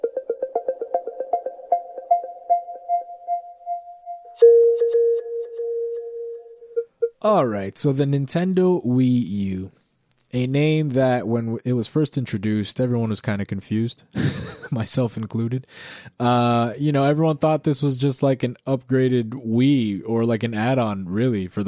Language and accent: English; Canada; I am a Canadian citizen